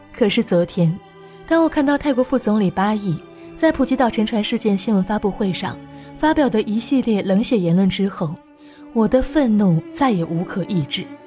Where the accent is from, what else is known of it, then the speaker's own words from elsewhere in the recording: China; 作为中国人